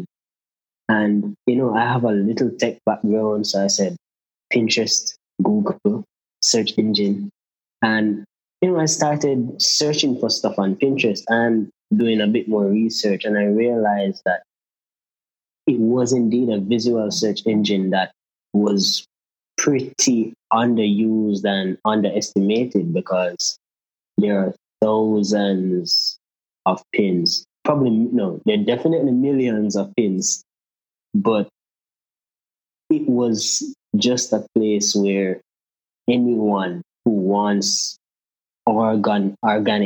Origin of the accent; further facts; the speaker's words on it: Jamaica; I'm from Jamaica